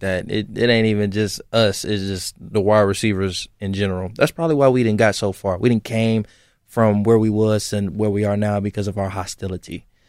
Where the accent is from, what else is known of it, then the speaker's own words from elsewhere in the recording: the South, United States; moved away as an adult; I'm from the South